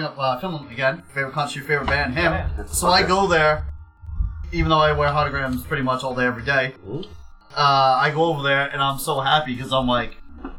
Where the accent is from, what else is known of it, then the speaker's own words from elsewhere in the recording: Boston, Massachusetts, United States; I'm from Boston.